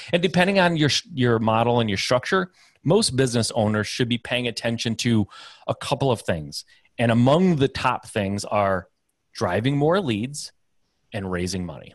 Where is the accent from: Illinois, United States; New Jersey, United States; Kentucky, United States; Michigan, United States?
Michigan, United States; I'm Midwest guy, uh, born and raised in Michigan